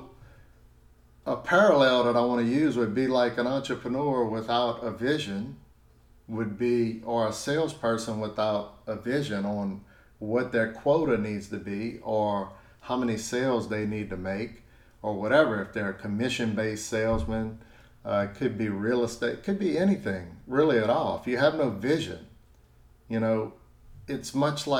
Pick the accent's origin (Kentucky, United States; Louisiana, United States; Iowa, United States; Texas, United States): Louisiana, United States; South; I'm from South Louisiana